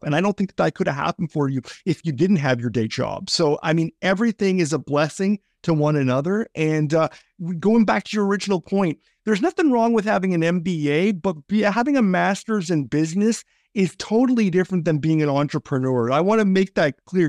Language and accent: English; Canada; also born or lived in British Columbia; as a Canadian guy